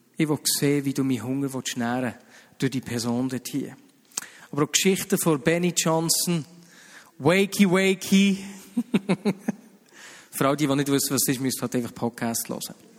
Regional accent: Switzerland; wir Schweizer

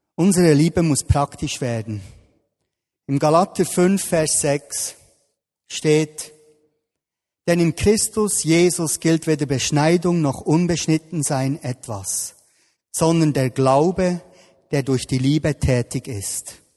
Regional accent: Bern, Switzerland; ich bin da im Breiterein aufgewachsen, hier in Bern

